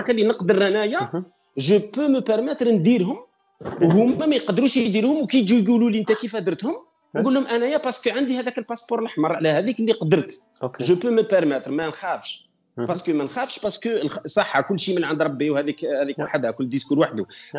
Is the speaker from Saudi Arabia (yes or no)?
no; Algeria; now in Switzerland; عندنا في الجزائر